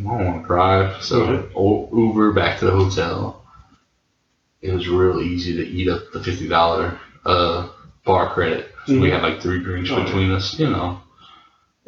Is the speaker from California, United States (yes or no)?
no; Louisiana, United States; also born or lived in New Jersey / Montana; I'm this Cajun Cuyon from Louisiana, used to 100 degree summers